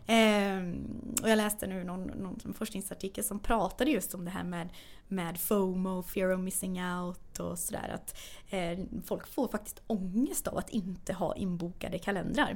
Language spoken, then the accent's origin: Swedish; Sweden; born or raised there; also born or lived in Lysekil; now in Stockholm, Sweden